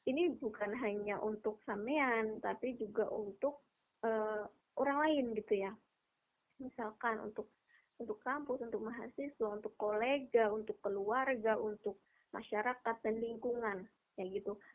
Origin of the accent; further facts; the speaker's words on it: East Java, Indonesia; saya dari Jawa Timur nanti harus ke Jakarta buat uh, dari Jakarta ke Budapest